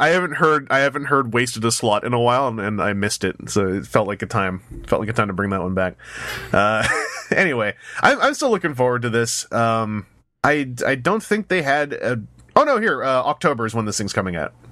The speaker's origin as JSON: {"language": "English", "country": "Canada", "said": "as a Canadian"}